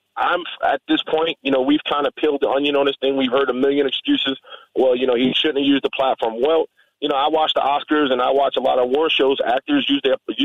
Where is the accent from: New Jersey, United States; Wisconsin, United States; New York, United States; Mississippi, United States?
New York, United States; New York City; I'm from the South Bronx, New York.